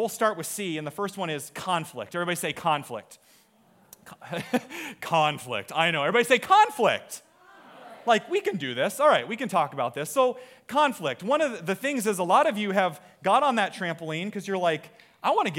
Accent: Iowa, United States; we're from Iowa

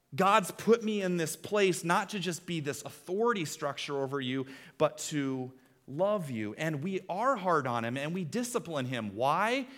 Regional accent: Iowa, United States; We're from Iowa

